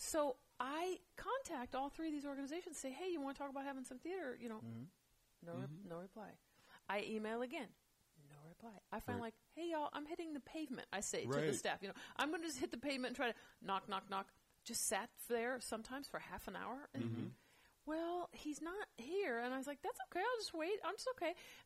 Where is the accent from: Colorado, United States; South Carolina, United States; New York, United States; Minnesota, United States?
Minnesota, United States; Minneapolis; I was raised in Minneapolis in the city.